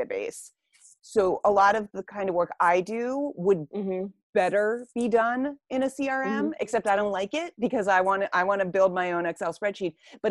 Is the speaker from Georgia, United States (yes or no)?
no; Pittsburgh, Pennsylvania, United States; So I grew up in Stanton Heights.